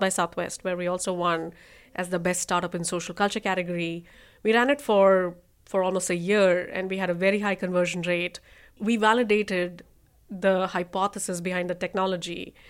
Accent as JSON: {"language": "English", "region": "Rajasthan", "country": "India", "also_born_or_lived": "New York", "moved": "as an adult", "lives_now": "United States", "said": "I'm from Northern India, Rajasthan"}